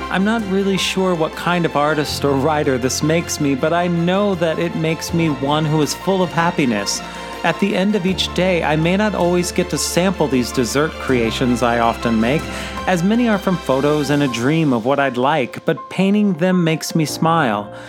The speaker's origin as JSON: {"language": "English", "region": "Missouri", "country": "United States", "tie": "born or raised there", "said": "Sweetest Day has been observed on the third Saturday in October in apparently just 11 states, including my home state of Missouri."}